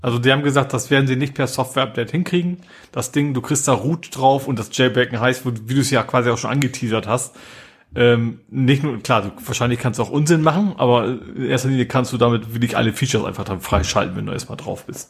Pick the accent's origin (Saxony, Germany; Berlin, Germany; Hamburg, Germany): Hamburg, Germany; als Hamburger